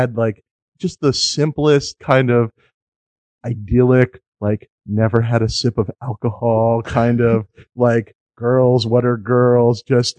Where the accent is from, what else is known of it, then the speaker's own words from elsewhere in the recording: New York, United States; I grew up in New York